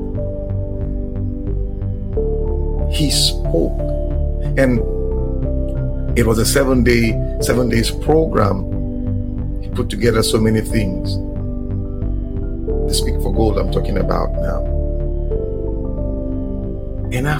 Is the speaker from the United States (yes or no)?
no; Nigeria; I'm a Nigerian.